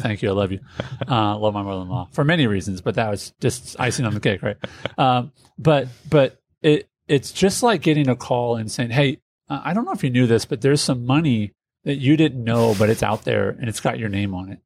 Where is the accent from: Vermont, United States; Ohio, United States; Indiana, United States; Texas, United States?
Indiana, United States; Indianapolis; I'm from Indianapolis